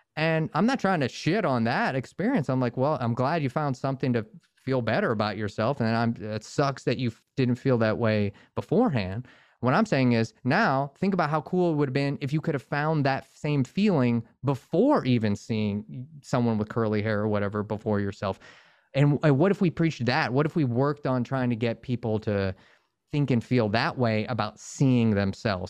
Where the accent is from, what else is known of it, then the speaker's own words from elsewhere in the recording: Northern Virginia, United States; moved away as an adult; now in Los Angeles, United States; I grew up in Northern Virginia outside DC